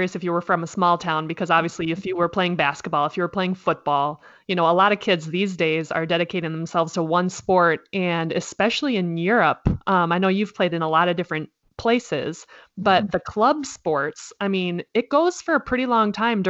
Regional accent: Minnesota, United States; moved away; I tell people that I'm from Minnesota, and I don't know if it's my accent or what, but they automatically think I'm saying Venezuela

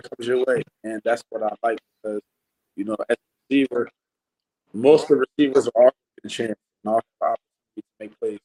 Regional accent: Philadelphia, Pennsylvania, United States; moved away as an adult; now in Edmonton, Canada; originally I'm from Philadelphia, Pennsylvania

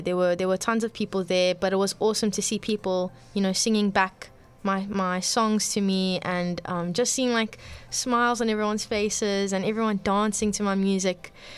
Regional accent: Cape Town, Western Cape, South Africa; I'm born and bred in Cape Town.

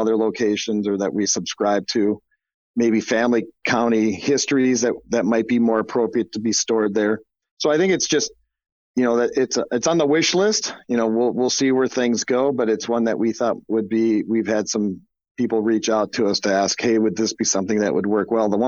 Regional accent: Minneapolis, Minnesota, United States; moved away as an adult; now in Muscatine, United States; I grew up in the Twin Cities up in Minnesota

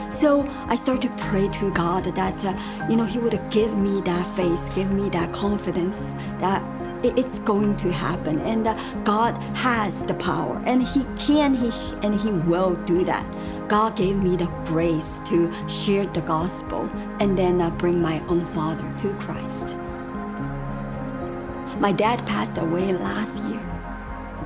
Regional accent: Shanghai, China; moved away as an adult; now in United States; I was born and raised in Shanghai, China

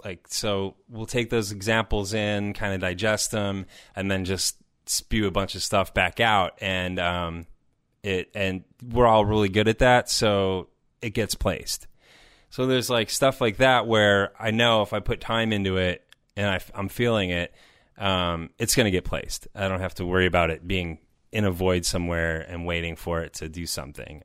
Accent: Chicago, Illinois, United States; also born or lived in Madison; I was living in I don't know, six different places in Chicago. Tha, that's my hometown

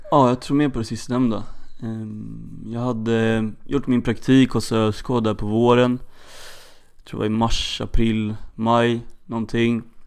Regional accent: Stockholm, Stockholm County, Sweden; now in Örebro, Sweden; Född och uppvuxen i Stockholm

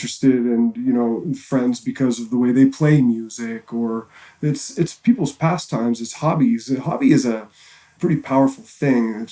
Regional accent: Halifax, Nova Scotia, Canada; moved away as an adult; now in Vancouver, Canada; growing up in Halifax

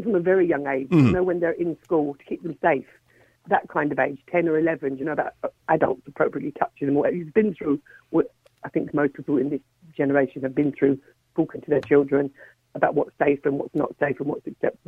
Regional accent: Ireland; I came from that era, I grew up in Ireland

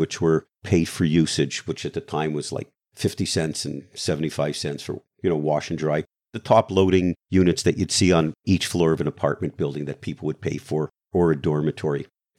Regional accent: Canada; now in United States; first of all, I'm Canadian. We don't sue anybody, right? Even though I became an American in 2007, we don't sue anybody.

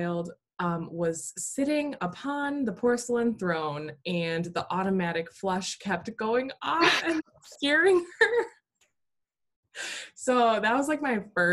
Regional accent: Wisconsin, United States; I grew up in Wisconsin and also went to college at UW-Eau Claire, Wisconsin

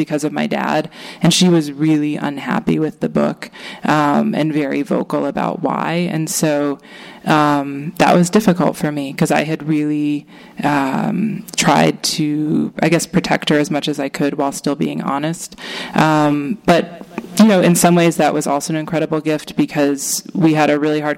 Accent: Maine, United States; also born or lived in Boston; now in California, United States; I grew up in a basically a commune in Maine with a handful of other families.

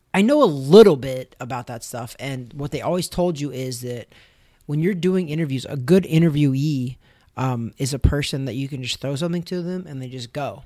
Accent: United States; I'm an American

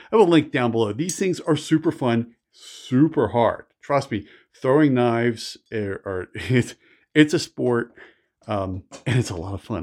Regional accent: Philadelphia, Pennsylvania, United States; also born or lived in Washington, D.C. area / Delaware; now in Montana, United States; I grew up outside of Philadelphia

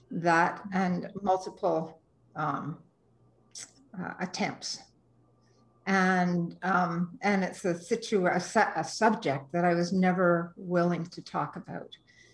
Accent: Toronto, Ontario, Canada; I came from Toronto and moved to BC and to Vancouver in 1998.

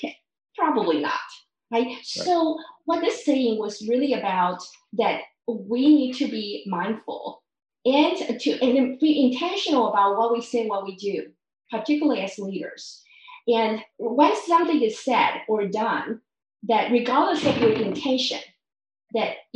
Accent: Taiwan; I grew up in Taiwan

